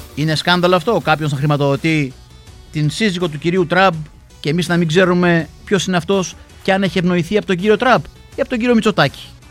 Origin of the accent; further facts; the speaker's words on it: Greece; στην Ελλάδα, στη χώρα μας